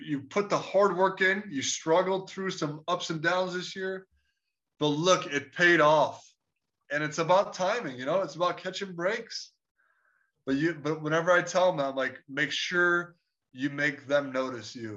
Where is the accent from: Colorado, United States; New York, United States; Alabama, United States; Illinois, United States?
Illinois, United States; Chicago; I'm from Chicago